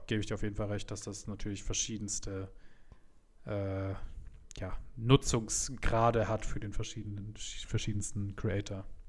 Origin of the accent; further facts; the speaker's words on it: Munich, Bavaria, Germany; als Münchner